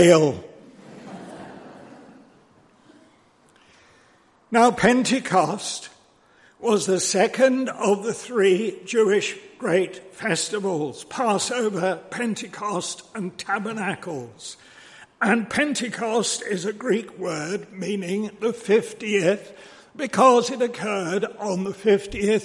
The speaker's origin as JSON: {"language": "English", "region": "London", "country": "United Kingdom", "tie": "born or raised there", "said": "As a boy, I was brought up in Oakwood Baptist Church in North London"}